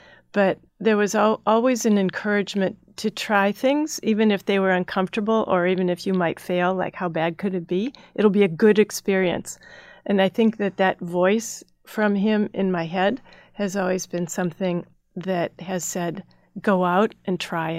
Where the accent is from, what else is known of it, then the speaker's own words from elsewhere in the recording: Midwest, United States; also born or lived in Minnesota / Chicago / Northern Ohio; So I grew up in the Midwest, Minnesota, Chicago, Northern Ohio, and there are great places to grow up.